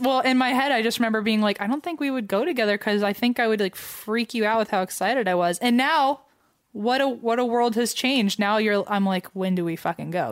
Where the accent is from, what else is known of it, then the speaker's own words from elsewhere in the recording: United States; as an American